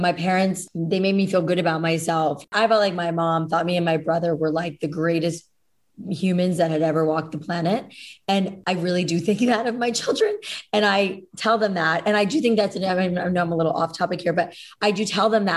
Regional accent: Boca Raton, Florida, United States; I grew up in Boca, the opposite of the Midwest

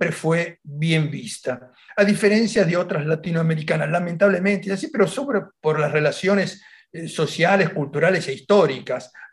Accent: Argentina; now in Italy; yo soy ítalo-argentino, pero en mi municipalidad yo soy un italiano.

